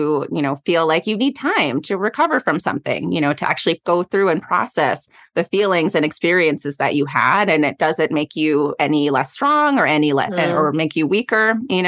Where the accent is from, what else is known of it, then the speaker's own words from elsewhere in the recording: Goleta, California, United States; I'm from the Goleta area.